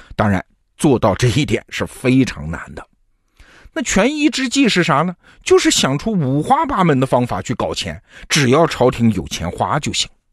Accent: China; 我们中国人

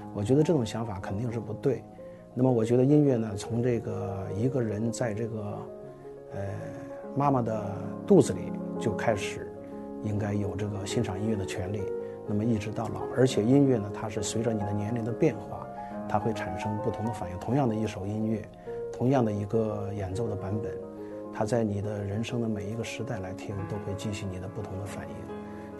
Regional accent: China; 对于我们中国人来说呢

